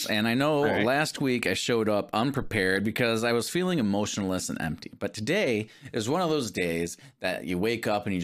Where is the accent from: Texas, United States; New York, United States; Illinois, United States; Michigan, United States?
Michigan, United States; Detroit; now in Virginia, United States; growing up in Detroit